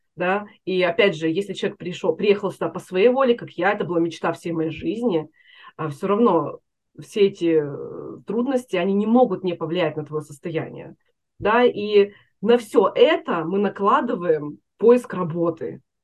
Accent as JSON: {"language": "Russian", "town": "Chelyabinsk", "region": "Chelyabinsk Oblast", "country": "Russia", "moved": "as an adult", "lives_now": "United States", "said": "Я из Челябинска"}